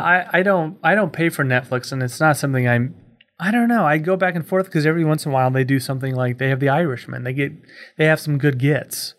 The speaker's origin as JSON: {"language": "English", "town": "Kansas City", "country": "United States", "said": "I'm from Kansas City."}